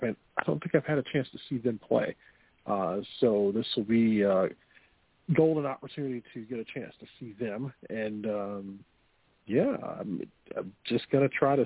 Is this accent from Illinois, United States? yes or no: yes; Chicago, Illinois, United States; I remember growing up in July in this city, it was never this cold, if that makes sense. Usually July in Chicago, you were in the upper 80s or low 90s